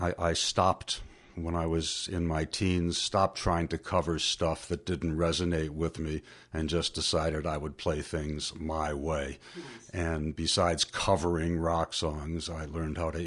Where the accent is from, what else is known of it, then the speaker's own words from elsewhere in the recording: Faribault, Minnesota, United States; for 3-4 years, I was taking lessons from Mrs. Zilke in Faribault